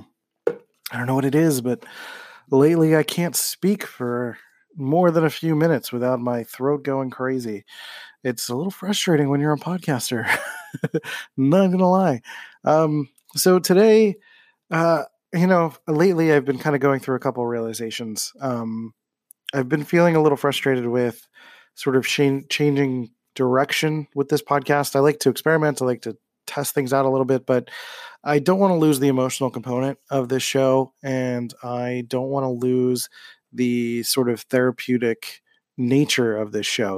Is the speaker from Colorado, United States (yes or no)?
no; Philadelphia, Pennsylvania, United States; moved away as an adult; now in San Diego, United States; when I grew up in Philly.